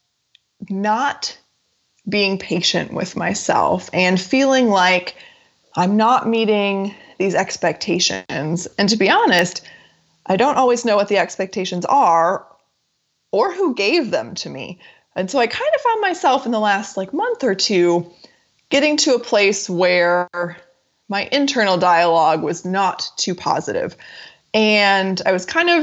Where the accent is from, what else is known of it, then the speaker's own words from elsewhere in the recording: United States; moved away as an adult; also born or lived in Japan; moving back to the U.S.